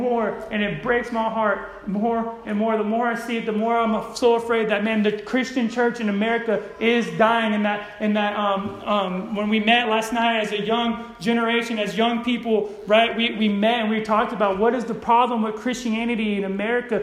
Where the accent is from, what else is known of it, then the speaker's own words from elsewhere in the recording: Modesto, California, United States; I grew up in Modesto, California, where it's ghetto